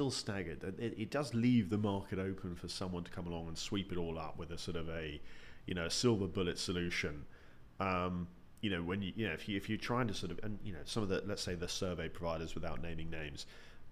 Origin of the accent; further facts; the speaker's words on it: United Kingdom; as a Brit